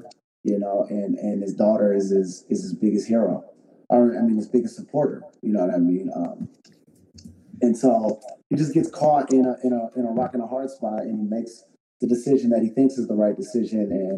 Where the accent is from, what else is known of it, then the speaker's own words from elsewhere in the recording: Sacramento, California, United States; I'm from Sacramento, but our summers is 108, 107